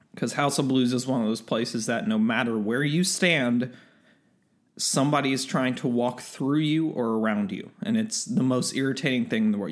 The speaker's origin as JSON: {"language": "English", "region": "Texas", "country": "United States", "said": "being a Texan"}